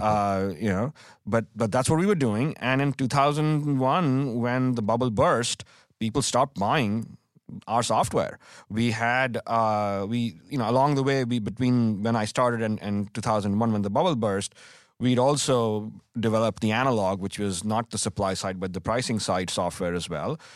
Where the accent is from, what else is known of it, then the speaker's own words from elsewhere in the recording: India; moved away as an adult; also born or lived in Delhi, India; now in United States; growing up in India